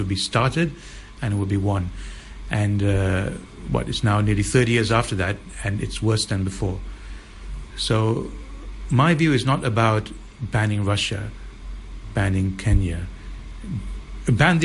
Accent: Hong Kong; when I was growing up in Hong Kong

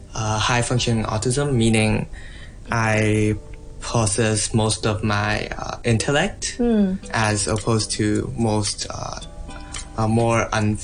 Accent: Bangladesh; also born or lived in Hong Kong / India; I was born in Hong Kong in 2001, but my parents are missionaries, so they moved to Bangladesh when I was 1 month old. So I grew up and spent most of my childhood in Bangladesh or in boarding school in India.

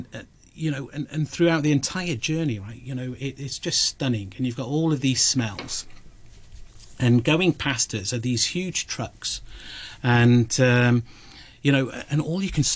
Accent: United Kingdom; I'm from the UK, I'm from the Peak District, and you know, and growing up

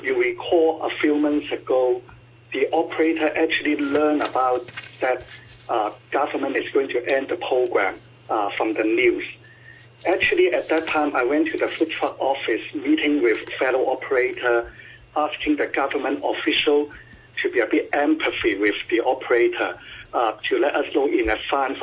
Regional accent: Hong Kong; I grew up in Hong Kong in very, very local neighborhood

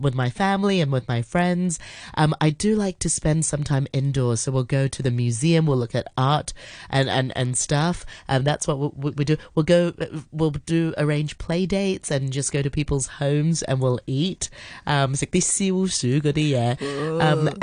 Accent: Hong Kong; we're from Hong Kong. We've lived in Hong Kong all our lives

